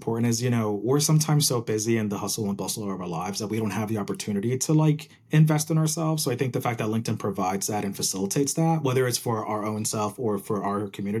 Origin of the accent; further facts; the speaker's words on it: New Jersey, United States; also born or lived in Puerto Rico; Exactly. The best state ever. But I was born in Puerto Rico, moved to New Jersey when I was 4. Been there my whole life. Went to like, you know, all schooling there.